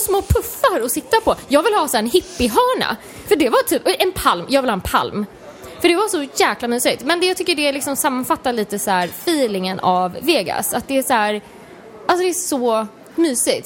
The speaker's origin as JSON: {"language": "Swedish", "country": "Sweden", "said": "Som svensk"}